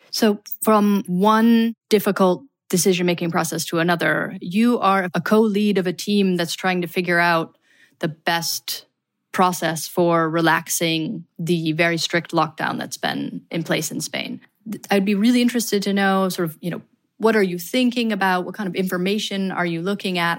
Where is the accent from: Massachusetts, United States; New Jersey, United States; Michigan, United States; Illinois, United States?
Michigan, United States; I'm from Michigan, for example, which is one of the harder hit regions in the United States